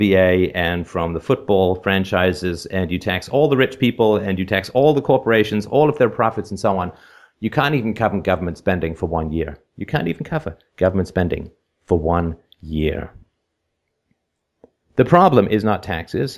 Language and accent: English; Canada; I'm from Canada